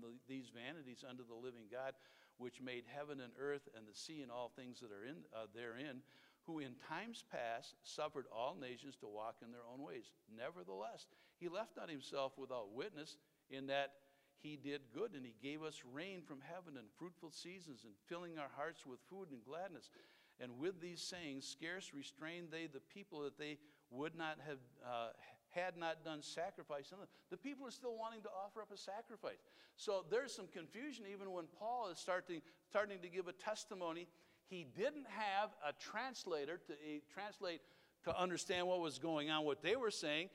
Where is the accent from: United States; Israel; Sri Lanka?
United States; Wisconsin; I'm from Wisconsin.